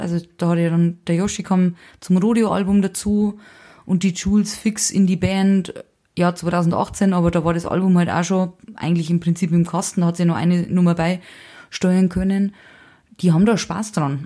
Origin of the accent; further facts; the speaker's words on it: Saldenburg, Bavaria, Germany; moved away as an adult; also born or lived in Hutthurm; now in Nuremberg, Germany; aufgewachsen, aber in Traubmannsdorf, das ist die Gemeinde Saldenburg